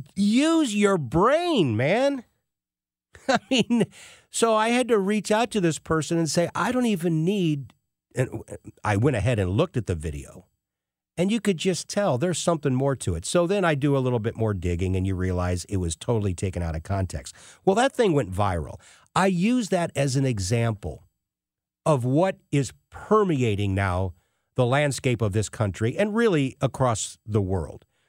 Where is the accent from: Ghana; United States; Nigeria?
United States; As an American